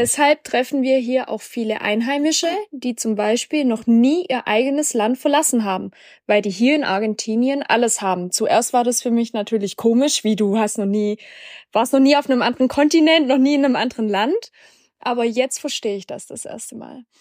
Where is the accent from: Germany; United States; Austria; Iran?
Germany; Black Forest, Baden-Württemberg; moved away; meine Heimat, so ein bisschen im Schwarzwald